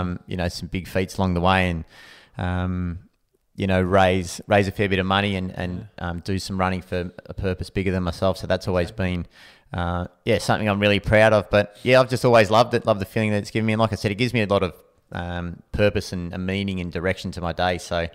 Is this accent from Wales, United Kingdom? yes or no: yes; Anglesey, Wales, United Kingdom; So growing up in Anglesey, I just remember the feeling that it gave me during running.